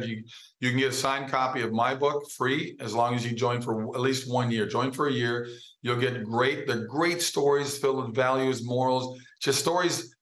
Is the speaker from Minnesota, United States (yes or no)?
yes; Minnesota, United States; moved away; I grew up in Minnesota